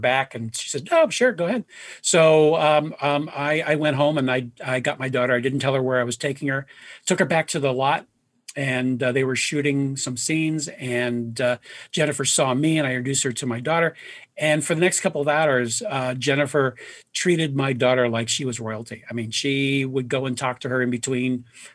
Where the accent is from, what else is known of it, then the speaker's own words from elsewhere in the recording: Youngstown, Ohio, United States; moved away as an adult; also born or lived in New York / Los Angeles; now in Cleveland, United States; in my hometown of Youngstown, Ohio.